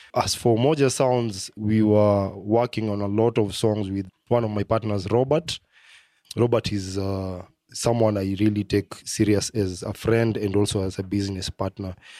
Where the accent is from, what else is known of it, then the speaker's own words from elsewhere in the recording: Kenya; as a Kenyan